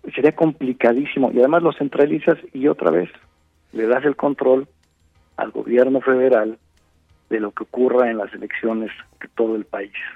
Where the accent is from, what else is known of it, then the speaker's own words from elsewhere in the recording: Mexico; más de un millón de mexicanos salimos